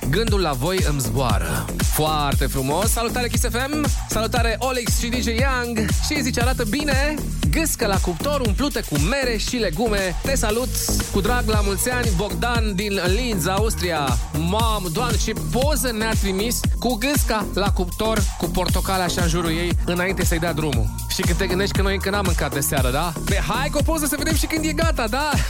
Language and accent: Romanian; Dej, Cluj County, Romania; din Dej, pentru toată familia mea minunată